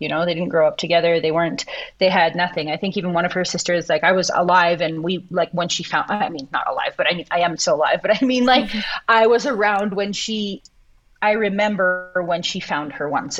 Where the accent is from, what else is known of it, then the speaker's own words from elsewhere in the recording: Canada; moved away as an adult; also born or lived in Peru; now in Guadalajara, Mexico; I'm Indigenous, and I am from Canada, and that is a big part of my story and a big part of where I come from